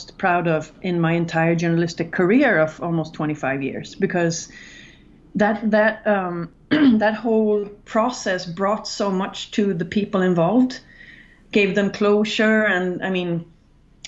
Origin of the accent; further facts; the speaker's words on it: Gothenburg, Västra Götaland, Sweden; I'm from Gothenburg, and like all my teenage friends were the band that became the Gothenburg death metal scene